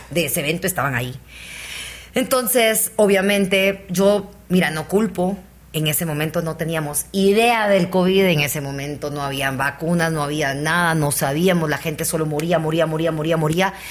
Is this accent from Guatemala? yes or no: yes; Guatemala; También soy chapina